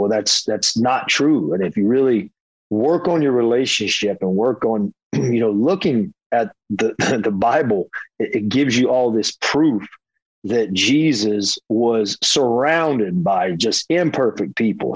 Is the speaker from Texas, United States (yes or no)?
no; Hickory, North Carolina, United States; moved away as an adult; also born or lived in Florida; I am from Hickory, North Carolina, a small town